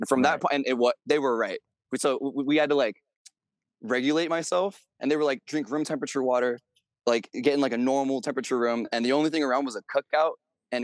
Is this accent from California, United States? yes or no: yes; the Bay Area, California, United States; I'm from the Bay, California